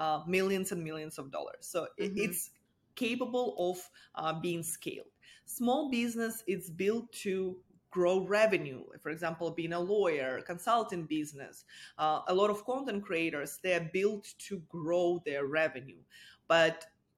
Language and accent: English; Russia; moved away as an adult; now in United States; I'm an immigrant. I'm originally from Russia.